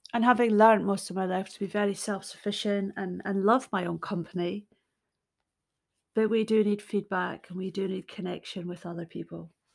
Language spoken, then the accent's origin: English; Scotland, United Kingdom; I'm Scottish. I'm a storyteller